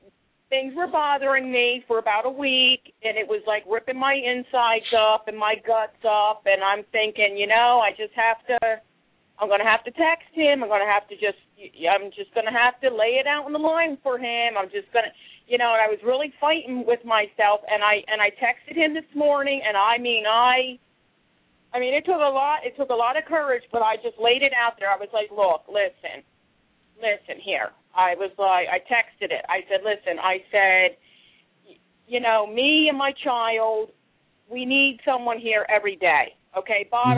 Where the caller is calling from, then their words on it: Philadelphia, Pennsylvania, United States; I'm calling from Philadelphia, PA.